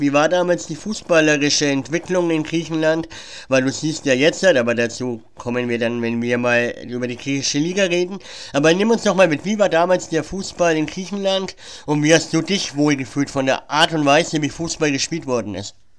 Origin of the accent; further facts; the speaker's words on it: Germany; Ich bin zwar in Deutschland geboren und bin eigentlich zum größten Teil Deutscher, aber ich habe auch griechische Wurzeln